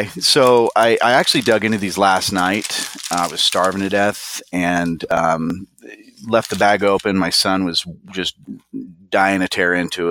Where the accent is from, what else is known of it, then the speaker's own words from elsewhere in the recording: Florida, United States; moved away; growing up in Florida